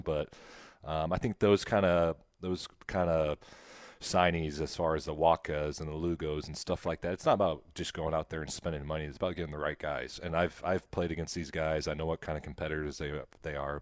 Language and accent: English; Nebraska, United States; now in Kansas City, United States; I grew up in Nebraska